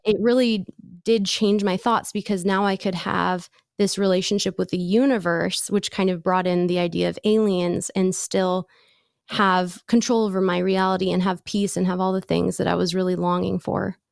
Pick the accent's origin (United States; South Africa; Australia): United States; San Diego, California; I grew up in San Diego